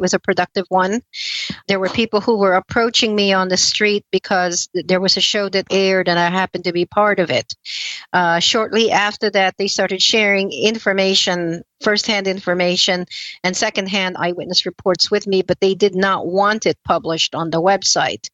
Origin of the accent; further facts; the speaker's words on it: Philippines; also born or lived in East Coast, United States; now in United States; I was born and raised in the Philippines and moved to the U.S. In the East Coast primarily.